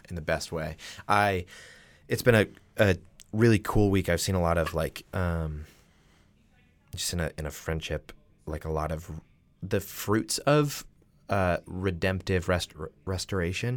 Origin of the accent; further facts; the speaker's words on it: Massachusetts, United States; I am from Massachusetts